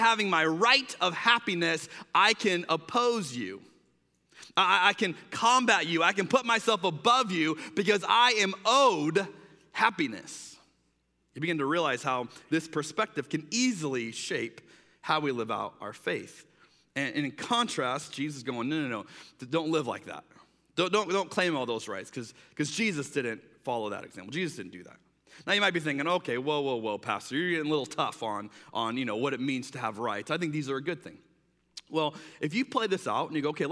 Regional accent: United States; as an American

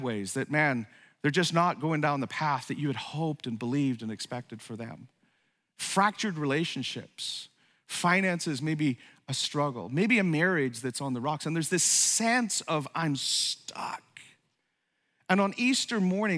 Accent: Ireland; moved away; also born or lived in upstate New York; I grew up in Ireland

